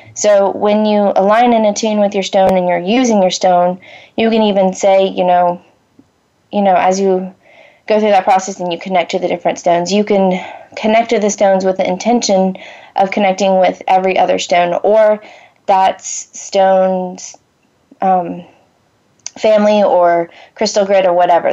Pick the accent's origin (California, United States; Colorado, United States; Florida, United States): Florida, United States; moved away; I I grew up in Florida